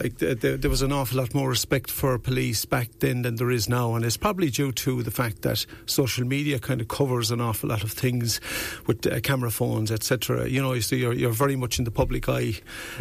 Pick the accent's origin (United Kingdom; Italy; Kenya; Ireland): Ireland; Youghal, Munster; now in Wexford, Ireland; I came from Youghal, County Cork.